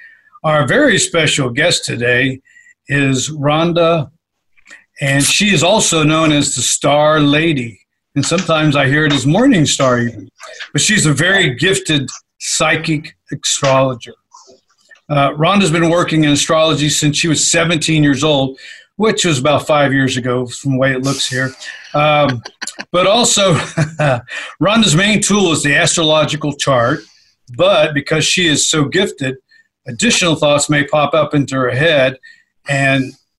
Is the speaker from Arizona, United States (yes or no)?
no; Texas, United States; Well, we're from Texas.